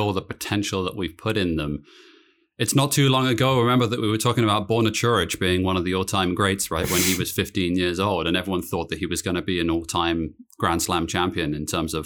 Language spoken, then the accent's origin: English; United Kingdom; moved away